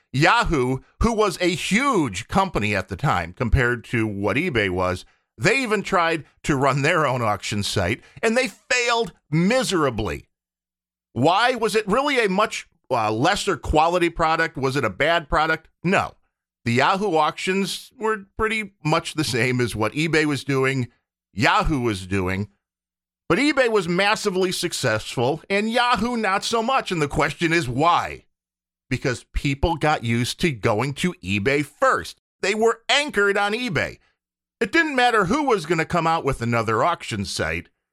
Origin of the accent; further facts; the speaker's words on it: Chicago, Illinois, United States; I was born in the Chicago area, but it goes beyond that 'cause we have the Cubs here